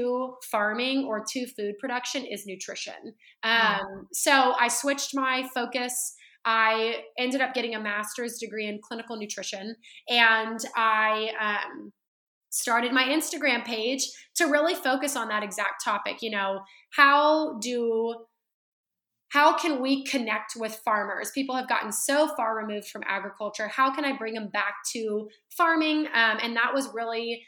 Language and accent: English; Central California, United States; now in Dallas, United States; I was born and raised in Central California